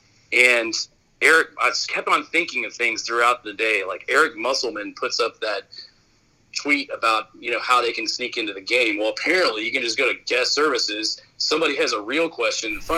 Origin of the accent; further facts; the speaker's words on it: Arizona, United States; I'm from Arizona